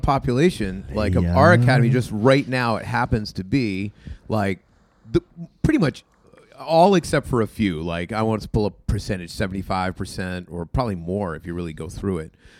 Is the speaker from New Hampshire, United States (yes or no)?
yes; New Hampshire, United States; we come from New Hampshire